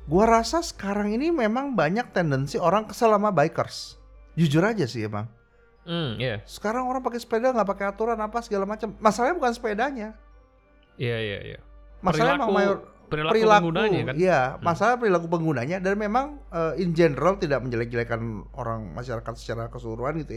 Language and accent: Indonesian; Surabaya, East Java, Indonesia; Banyak lari kan gue orang Surabaya juga.